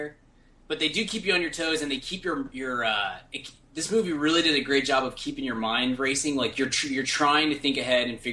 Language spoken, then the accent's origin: English; United States; I'm super American